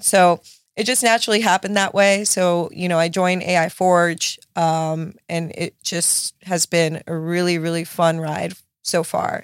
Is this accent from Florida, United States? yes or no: yes; Miami, Florida, United States; my parents like immigrated from Nicaragua to to Miami, so I was born and raised in South Beach